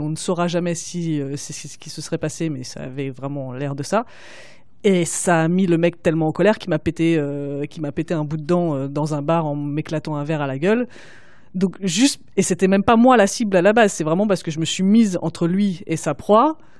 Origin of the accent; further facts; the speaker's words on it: Paris, Île-de-France, France; j'ai pas pu faire ça en grandissant, surtout en grandissant à Paris